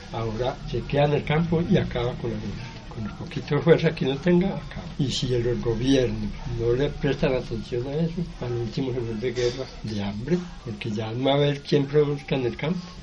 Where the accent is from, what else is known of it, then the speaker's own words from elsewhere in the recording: Sevilla, Valle del Cauca, Colombia; also born or lived in Filadelfia, Caldas, Colombia; nací en un punto que llaman Filadelfia y trajeron al valle estando pequeño. Pero ya soy sevillano